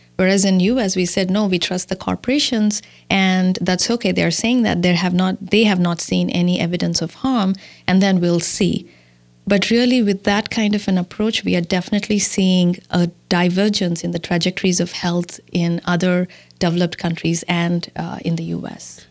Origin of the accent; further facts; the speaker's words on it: India; moved away as an adult; now in Milwaukee, United States; I was born and raised in India and I came to the U S in two thousand and four